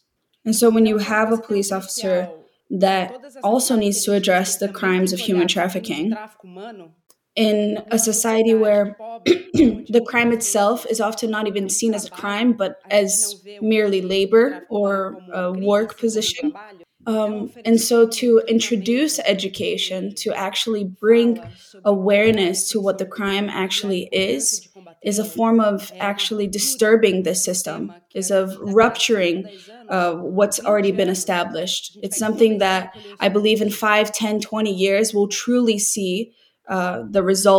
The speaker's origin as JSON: {"language": "English", "country": "Brazil", "tie": "born or raised there", "said": "I identify very much with Gabriela because I grew up in Brazil from a family that was very humble, very simple"}